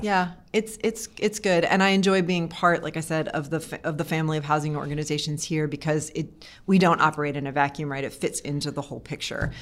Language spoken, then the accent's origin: English; East Coast, United States; also born or lived in Oakland, California; now in Charlottesville, United States; I grew up on the East Coast, so it was, I feel like I was coming back home